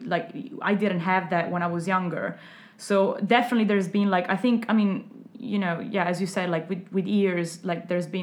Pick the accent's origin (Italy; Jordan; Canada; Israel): Italy; Verona, Veneto; moved away; also born or lived in Forlì; I'm from Verona. It's very wealthy